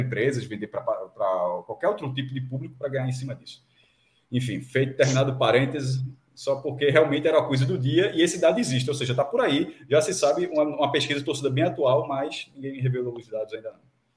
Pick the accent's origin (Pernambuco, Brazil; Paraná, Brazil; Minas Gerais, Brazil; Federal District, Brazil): Pernambuco, Brazil; eu sou pernambucano